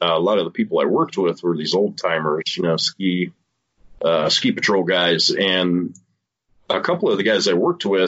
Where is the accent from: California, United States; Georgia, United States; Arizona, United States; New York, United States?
California, United States; Sonora; moved away as an adult; also born or lived in Utah; I'm from Sonora, California. I was born there and raised there and lived there until I was about 21